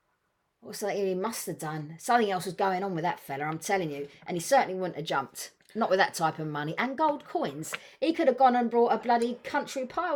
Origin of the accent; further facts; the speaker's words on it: London, United Kingdom; Queen Charlotte's Hospital. I was born there, Hammersmith. Originally from East Acton, just up the road.